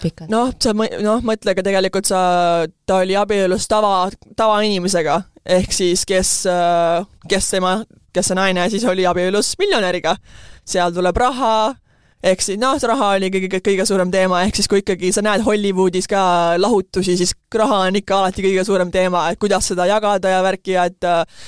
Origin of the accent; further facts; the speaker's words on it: Estonia; moved away as an adult; now in United States; ma olen Eestist, et see ongi meie ühiskond ja ma tegelikult kasvasin siin üheksateist aastat üles